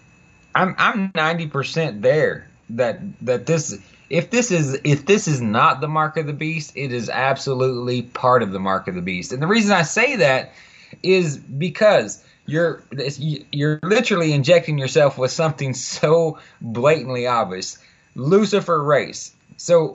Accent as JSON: {"language": "English", "town": "Fort Worth", "region": "Texas", "country": "United States", "tie": "born or raised there", "said": "I was born and raised in Fort Worth, Texas."}